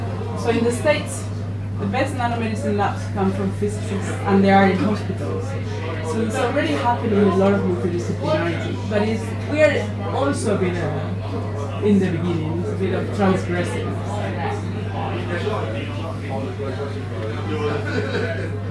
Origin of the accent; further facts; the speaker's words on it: Spain; moved away as an adult; also born or lived in Japan; now in Oxford, United Kingdom; I'm from Spain